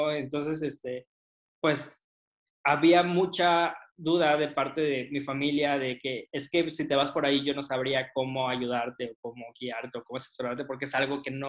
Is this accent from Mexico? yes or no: yes; Mexico City, Mexico; born there; yo nací en Ciudad de México y entonces como que sí anhelaba un poquito regresar.